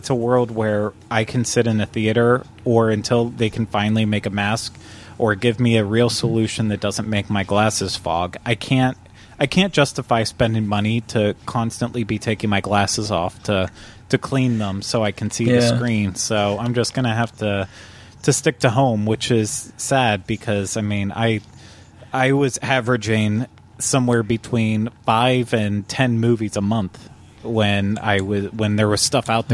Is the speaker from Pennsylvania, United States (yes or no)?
yes; Butler, Pennsylvania, United States; moved away; Where I grew up in Pennsylvania, in Butler, we had an awesome drive-in